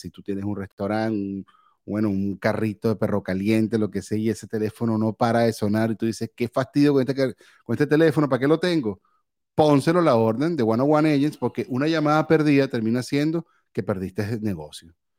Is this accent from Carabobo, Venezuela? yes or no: yes; Valencia, Carabobo, Venezuela; moved away; Yo soy de Valencia.